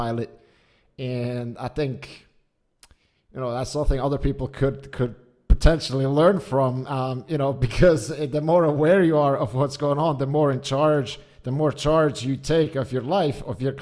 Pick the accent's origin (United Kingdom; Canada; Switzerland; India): Switzerland; Zurich; also born or lived in United States; I was born and raised outside of Zurich, or I was born in Zurich and then kind of raised a bit outside.